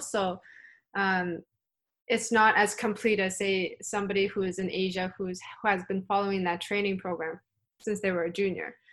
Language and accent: English; Canada; I am from the Pan Am region